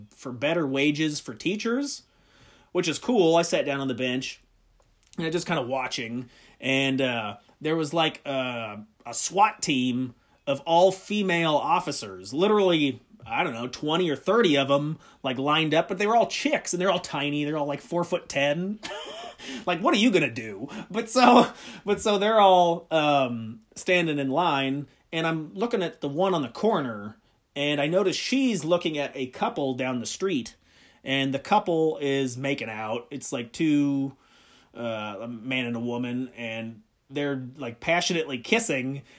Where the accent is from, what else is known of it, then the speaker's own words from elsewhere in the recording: Midwest, United States; I'm from the Midwest